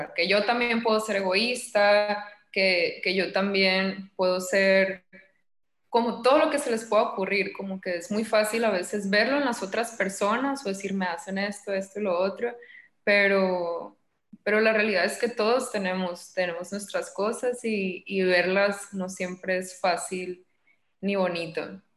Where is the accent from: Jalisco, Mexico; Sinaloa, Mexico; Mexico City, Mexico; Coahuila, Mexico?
Sinaloa, Mexico; Los Mochis; yo nací en Mochis, tengo 26